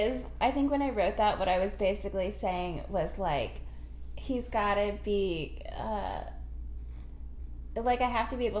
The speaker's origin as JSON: {"language": "English", "town": "Virginia Beach", "region": "Virginia", "country": "United States", "tie": "born or raised there", "said": "growing up in Virginia Beach."}